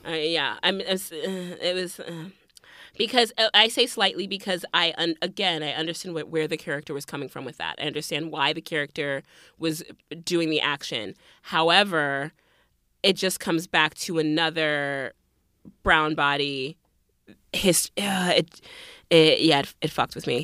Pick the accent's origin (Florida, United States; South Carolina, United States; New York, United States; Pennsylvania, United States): Florida, United States; Miami; moved away; also born or lived in North Carolina / Liberia (family); I grew up in Miami and then we moved to North Carolina and then I went back to school in Miami.